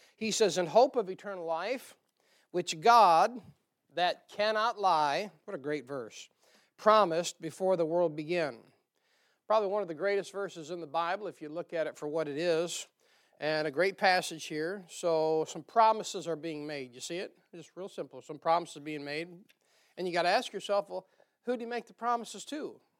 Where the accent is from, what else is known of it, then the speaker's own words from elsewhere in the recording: the North, United States; accent: northern; moved away; my northern accent